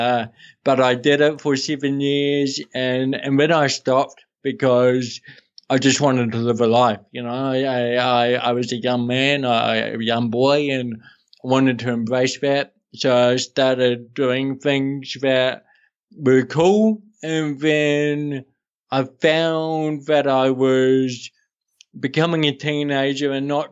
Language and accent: English; Hawke's Bay, New Zealand; born or raised there; also born or lived in Amsterdam, Netherlands